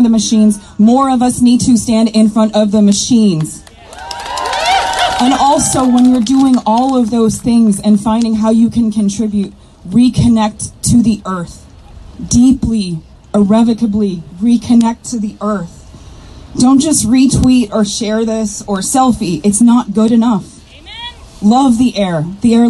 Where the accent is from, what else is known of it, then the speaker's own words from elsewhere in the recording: Kuchiching First Nation, Ontario, Canada; I'm Bear Clan from Kuchiching First Nation